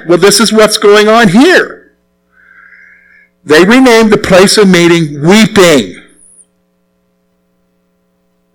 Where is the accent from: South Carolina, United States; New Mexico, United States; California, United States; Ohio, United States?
South Carolina, United States; moved away as an adult; also born or lived in Plumville, Pennsylvania; I'm from the South. Okay, so I'm from South Carolina